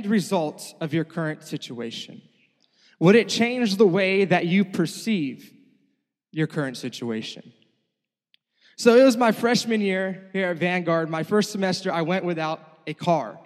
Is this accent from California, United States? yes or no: yes; Stockton, California, United States; also born or lived in Costa Mesa, California; I'm from Stockton, California